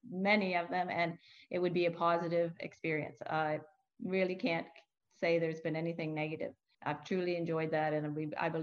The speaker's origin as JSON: {"language": "English", "region": "New Brunswick", "country": "Canada", "moved": "as an adult", "lives_now": "Halifax, Canada", "said": "I'm not from here, I'm from New Brunswick."}